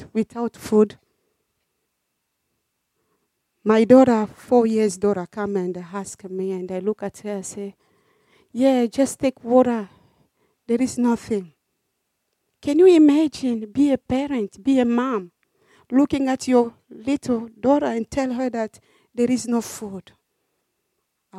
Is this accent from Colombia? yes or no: no; DR Congo; moved away as an adult; also born or lived in Cameroon; now in Australia; I was born in Republic Democratic of Congo